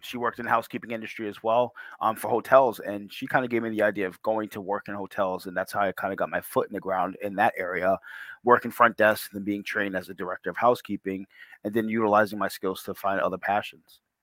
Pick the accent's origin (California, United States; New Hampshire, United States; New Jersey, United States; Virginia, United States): New Hampshire, United States; Portsmouth; I grew up in Portsmouth, actually, um, just around the corner from Rye, New Hampshire